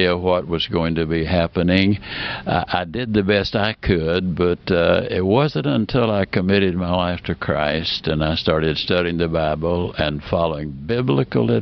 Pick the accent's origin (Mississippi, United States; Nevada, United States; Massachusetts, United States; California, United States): Mississippi, United States; also born or lived in Alabama; I was born in Alabama and raised in Mississippi